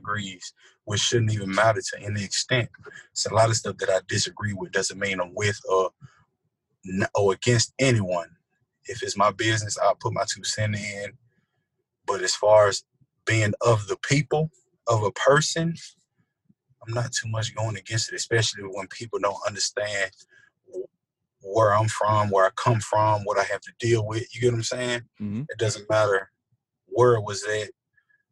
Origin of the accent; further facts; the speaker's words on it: United States; I was born in America